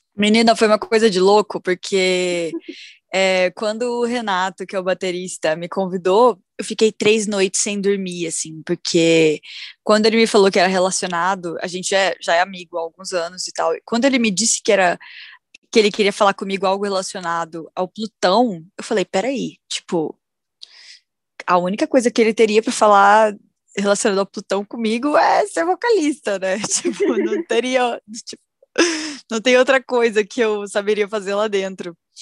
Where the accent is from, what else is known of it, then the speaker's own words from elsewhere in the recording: Rondônia, Brazil; now in São Paulo, Brazil; Eu, na verdade, eu sou de Rondônia